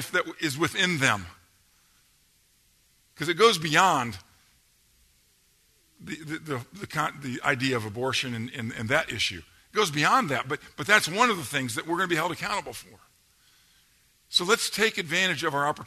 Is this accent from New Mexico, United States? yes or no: no; Georgia, United States; accent: Georgia